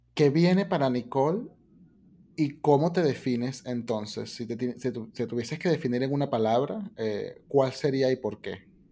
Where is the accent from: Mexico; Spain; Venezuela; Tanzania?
Venezuela; nosotros como venezolanos